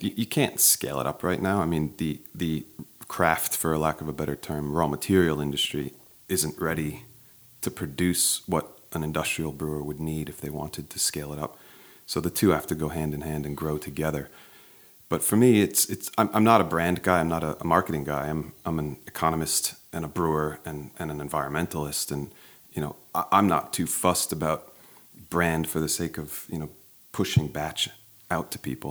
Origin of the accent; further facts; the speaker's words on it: Maplewood, New Jersey, United States; moved away as an adult; also born or lived in Sydney, Australia; I grew up in Maplewood, one town over